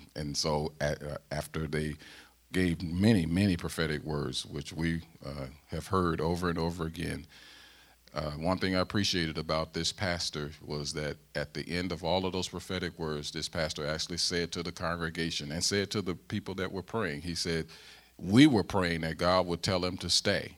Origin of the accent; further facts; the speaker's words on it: St. Louis, Missouri, United States; accent: Southern; moved away as an adult; I'm a Southerner. I'm from Saint Louis, Missouri